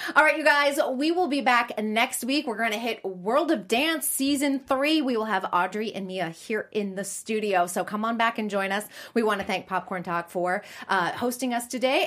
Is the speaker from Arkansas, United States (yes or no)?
no; Boston, Massachusetts, United States; also born or lived in New York City; now in Los Angeles, United States; I grew up in Boston and lived in New York City